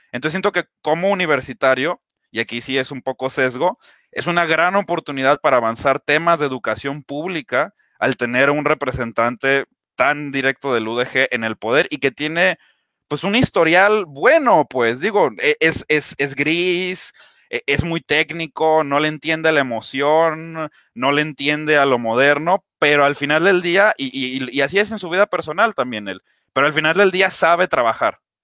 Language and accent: Spanish; Guadalajara, Jalisco, Mexico; yo soy de Guadalajara, vivo en, el municipio de Guadalajara